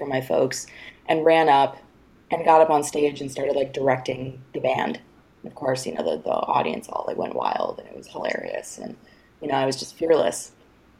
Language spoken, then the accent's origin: English; New York, United States; I grew up in New York